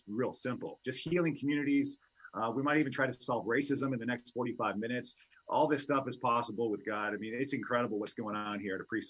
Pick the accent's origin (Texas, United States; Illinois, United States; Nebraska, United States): Illinois, United States; Chicago; I'm from Chicago